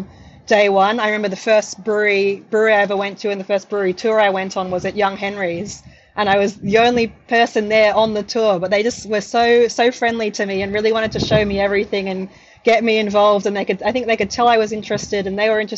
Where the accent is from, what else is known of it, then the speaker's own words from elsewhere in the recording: Sydney, New South Wales, Australia; moved away as an adult; now in Melbourne, Australia; I'm from the North Shore of Sydney, and I went to a private school